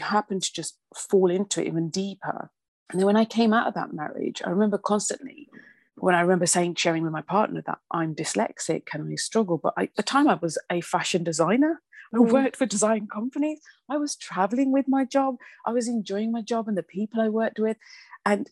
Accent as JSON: {"language": "English", "town": "Birmingham", "region": "West Midlands", "country": "United Kingdom", "tie": "born or raised there", "said": "obviously I was from Birmingham"}